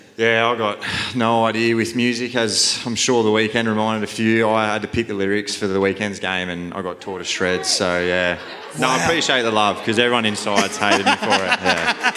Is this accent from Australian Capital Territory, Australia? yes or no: no; Leeton, New South Wales, Australia; I grew up in a little country town called Leeton.